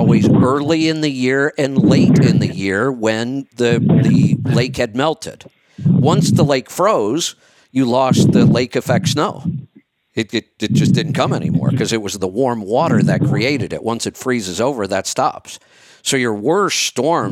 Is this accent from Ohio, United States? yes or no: yes; Northeast Ohio, United States; Growing up in Northeast Ohio